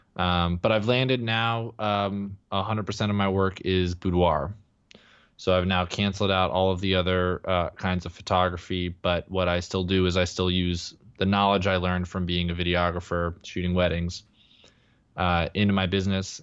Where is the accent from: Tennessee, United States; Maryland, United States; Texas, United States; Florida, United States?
Texas, United States; moved away as an adult; also born or lived in Denver; now in Los Angeles, United States; I grew up in Texas